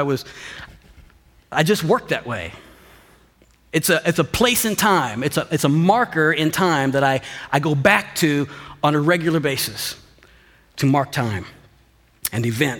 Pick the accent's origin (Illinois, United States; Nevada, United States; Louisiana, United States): Illinois, United States; Mount Vernon; also born or lived in Marion, Illinois; we moved from Marion to Mount Vernon